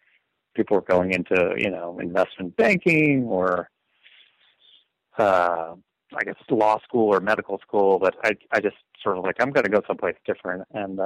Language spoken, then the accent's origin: English; Stamford, Connecticut, United States; I grew up in Stamford with an M. Mm-hmm. Here out in California, you have to qualify that. Connecticut, which is about 45 minutes from New York City.